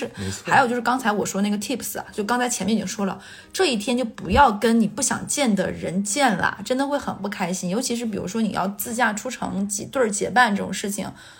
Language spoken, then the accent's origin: Chinese; Northeast China, China; 一天，尤其是我们东北人，对。